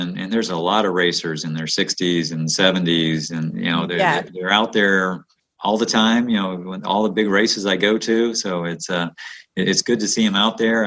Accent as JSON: {"language": "English", "region": "the South", "country": "United States", "tie": "born or raised there", "also_born_or_lived": "Midwest / Northeast", "moved": "yes", "said": "growing up in the South"}